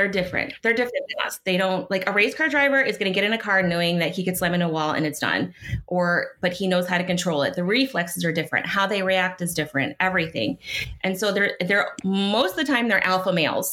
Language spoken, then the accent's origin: English; Cleveland, Ohio, United States; I'm from Cleveland